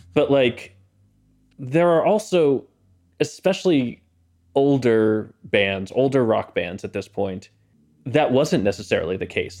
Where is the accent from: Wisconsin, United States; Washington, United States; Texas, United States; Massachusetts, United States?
Massachusetts, United States; Boston; I grew up in Boston.